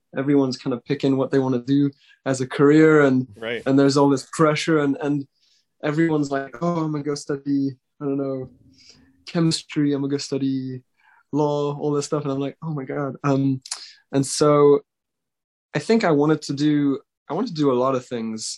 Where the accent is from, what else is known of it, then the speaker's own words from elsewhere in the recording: Switzerland; I grew up in Switzerland.